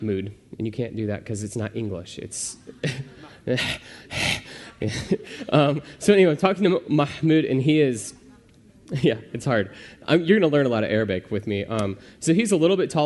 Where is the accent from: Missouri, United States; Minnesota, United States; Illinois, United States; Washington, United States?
Illinois, United States; Pekin; also born or lived in Arizona; I grew up in Pekin, Illinois.